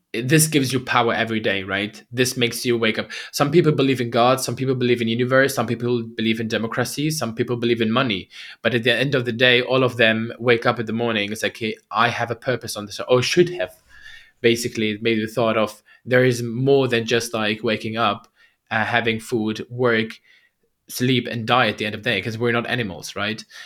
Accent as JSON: {"language": "English", "country": "Germany", "tie": "born or raised there", "also_born_or_lived": "Baghdad, Iraq", "said": "I was born in Baghdad, Iraq, and, uh, moved to Germany, uh, when I was, I think, two years old"}